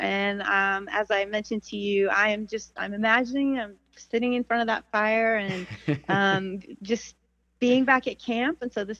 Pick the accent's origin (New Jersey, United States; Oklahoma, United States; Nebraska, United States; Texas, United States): Nebraska, United States; we just really didn't even have summer camps growing up in Nebraska